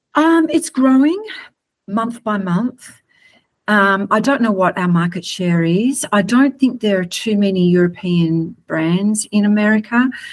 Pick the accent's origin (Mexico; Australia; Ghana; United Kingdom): Australia; just like we are in Australia